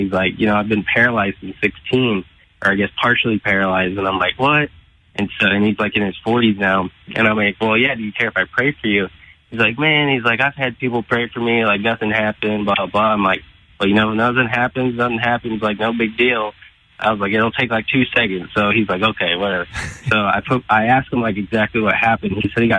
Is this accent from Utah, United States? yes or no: no; St. Louis, Missouri, United States; now in Illinois, United States; I'm from St. Louis, Missouri. I'm technically in Illinois, but right outside of St. Louis, Missouri.